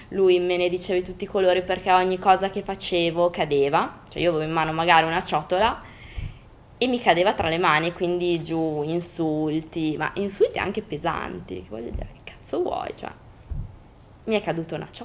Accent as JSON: {"language": "Italian", "town": "Parma", "region": "Emilia-Romagna", "country": "Italy", "said": "…, …, perché sono di Parma"}